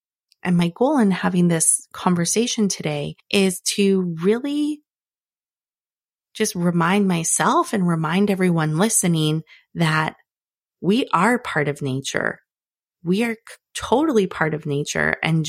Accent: Northern Canada, Canada; Okay, maybe I've been a little annoyed when it's freezing cold because I grew up in Northern Canada

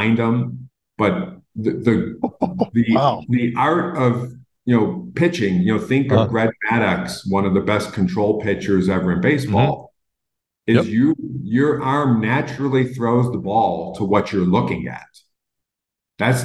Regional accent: Buffalo, New York, United States; moved away; I'm from Buffalo

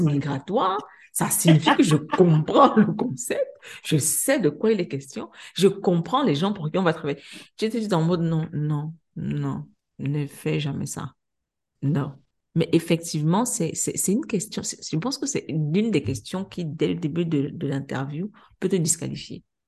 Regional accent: Cameroon; now in Senegal; je suis une Camerounaise, je suis arrivée au Sénégal

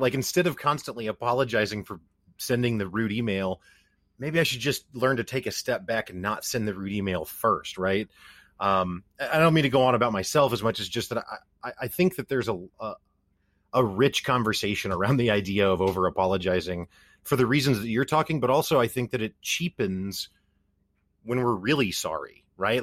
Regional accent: Missouri, United States; I'm from the Midwestern United States. I'm from Missouri

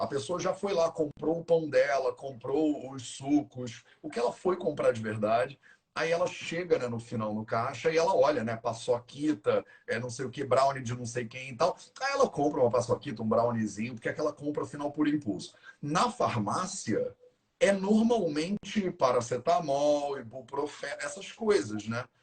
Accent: Rio de Janeiro, Brazil; now in Paraty, Brazil; Eu sou carioca a vida inteira, vivi aqui, estudei, fiz faculdade aqui, né? fiz tudo, andei o Rio de Janeiro inteiro

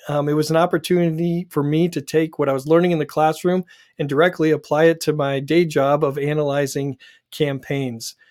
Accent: Dallas, Oregon, United States; And I grew up in Dallas, Oregon, which is in uh, Oregon's new 6th district.

